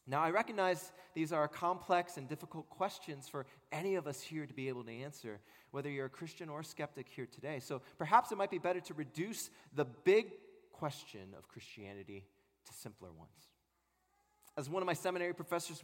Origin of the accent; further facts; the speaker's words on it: Maryland, United States; also born or lived in California; I was born in California, but raised in Maryland.